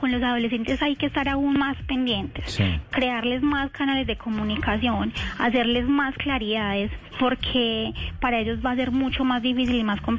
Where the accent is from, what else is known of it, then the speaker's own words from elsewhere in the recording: Antioquia, Colombia; accent: paisa; Ay, no, yo soy súper paisa